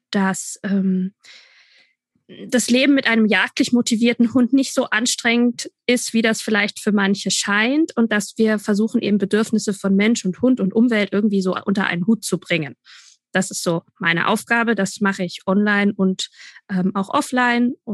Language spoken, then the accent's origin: German; Bavaria, Germany; Ich komme aus Franken.